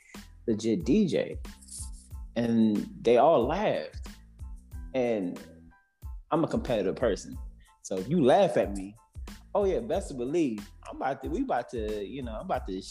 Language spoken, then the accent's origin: English; Washington, District of Columbia, United States; I am currently from Washington, D.C.